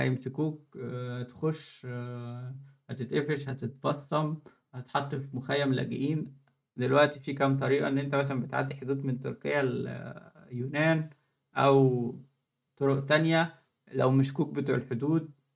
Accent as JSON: {"language": "Arabic", "country": "Egypt", "moved": "as an adult", "lives_now": "Germany", "said": "انا في مصر"}